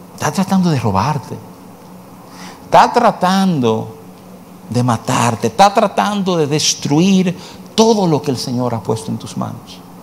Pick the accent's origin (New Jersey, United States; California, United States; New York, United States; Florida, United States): New York, United States; de jovencito, me, eh, me crié en Nueva York